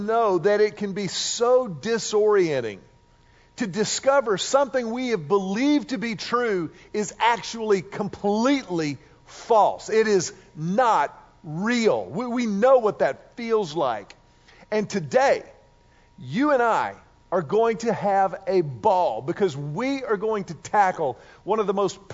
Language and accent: English; Houston, Texas, United States; Mimi and Big Mac played a massive role in our lives growing up in Houston